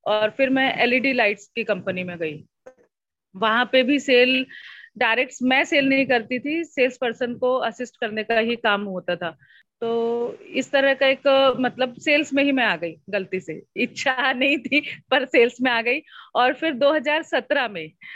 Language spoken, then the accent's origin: Hindi; Jabalpur, Madhya Pradesh, India; मैं जबलपुर शहर से हूँ जबलपुर मध्य प्रदेश जो हार्ट ऑफ इंडिया कहलाया जाता है तो वहाँ से मैं हूँ